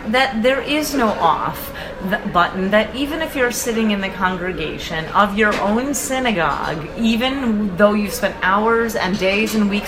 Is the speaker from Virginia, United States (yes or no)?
no; Long Island, New York, United States; the one I remember seeing it when I was growing up in Long